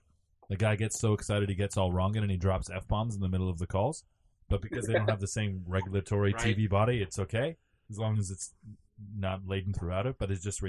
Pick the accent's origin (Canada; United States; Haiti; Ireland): Canada; Ontario; as a Canadian, I don't speak French.